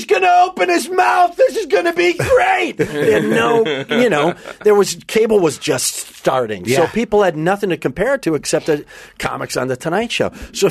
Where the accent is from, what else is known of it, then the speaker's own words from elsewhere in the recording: Wisconsin, United States; moved away as an adult; also born or lived in Minneapolis; now in Los Angeles, United States; I'm from Wisconsin.